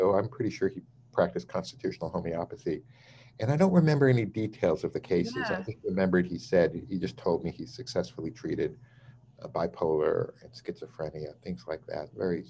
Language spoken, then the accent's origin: English; New York City, New York, United States; I grew up in New York City. I went to the Bronx High School of Science.